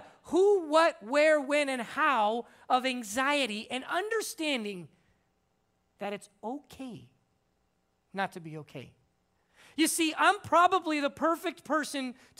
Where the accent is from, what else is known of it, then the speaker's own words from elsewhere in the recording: Simi Valley, California, United States; moved away as an adult; now in Dominican Republic; I'm originally from Simi Valley, so I kind of feel like I'm at my home turf